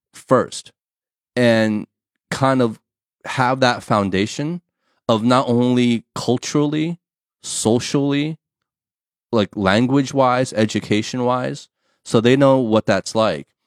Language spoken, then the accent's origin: English; United States; first language English; now in China; my mother tongue is English, my background, my culture, right? We we come from the states.